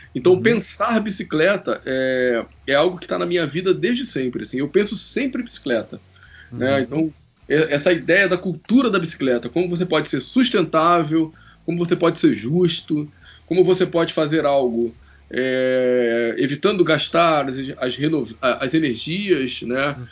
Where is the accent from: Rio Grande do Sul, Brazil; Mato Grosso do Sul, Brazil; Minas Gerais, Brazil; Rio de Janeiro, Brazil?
Rio de Janeiro, Brazil; Eu tenho 43 anos, sou carioca